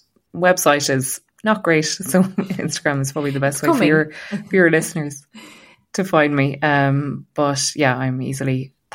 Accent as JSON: {"language": "English", "country": "Ireland", "said": "as Irish people"}